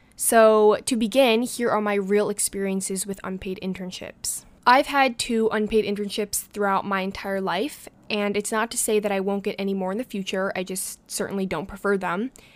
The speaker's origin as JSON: {"language": "English", "town": "New York City", "region": "New York", "country": "United States", "said": "being a New Yorker myself"}